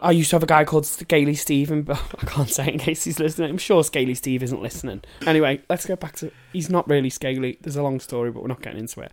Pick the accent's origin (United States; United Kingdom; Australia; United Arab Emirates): United Kingdom; Liverpool, North West England; I'm from Liverpool